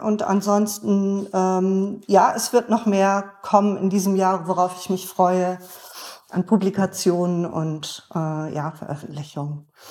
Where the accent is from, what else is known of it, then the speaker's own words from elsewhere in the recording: Bremen, Germany; ich bin ja auch in Bremen geboren